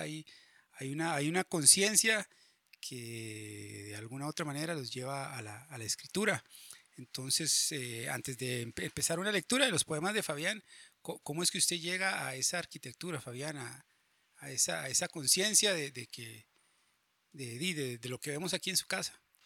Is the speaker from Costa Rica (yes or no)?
yes; San José, Costa Rica; en Chepe y que es de donde yo soy